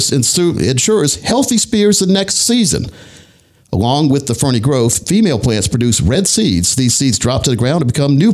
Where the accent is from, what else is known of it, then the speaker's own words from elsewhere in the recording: Scotland County, North Carolina, United States; I used to have a garden growing up in Scotland County, North Carolina